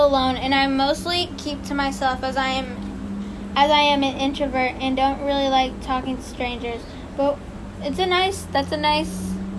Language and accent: English; East Malaysia, Malaysia; English is a second language; backstory, I'm from Malaysia, and the story happened in one of the international airports there. Oh, no. I came from the East Malaysia, and... Jeez, I don't know how to English.